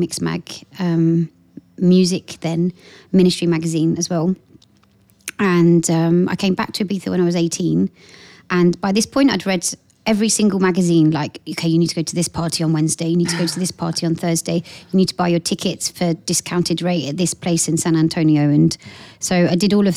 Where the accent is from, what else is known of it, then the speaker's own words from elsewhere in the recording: Portsmouth, South East England, United Kingdom; moved away as an adult; also born or lived in London; I come from Portsmouth, so I was working in Portsmouth